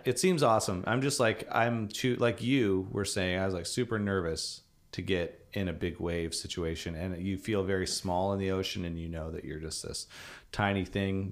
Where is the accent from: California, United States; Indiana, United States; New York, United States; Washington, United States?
Washington, United States; Vancouver; I grew up in Portland area. Vancouver, Washington